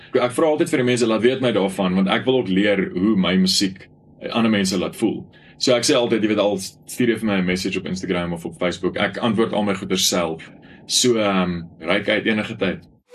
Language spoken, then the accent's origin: Afrikaans; Bronkhorstspruit, Gauteng, South Africa; ek in Bronkhorstspruit in my tuisdorp